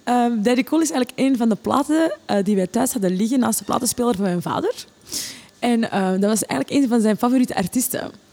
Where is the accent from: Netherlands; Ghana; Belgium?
Belgium; Oostmalle, Flanders; moved away as an adult; also born or lived in Borgerhout, Antwerp; now in Antwerp, Belgium; ik kwam uit de Kempen. Ehm, ik woonde, we woonden in Oostmalle. En um, letterlijk, de school was achter onze tuin